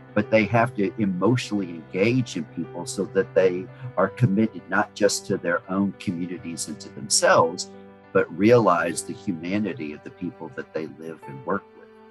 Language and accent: English; New Orleans, Louisiana, United States; now in Houston, United States; I was born and raised in New Orleans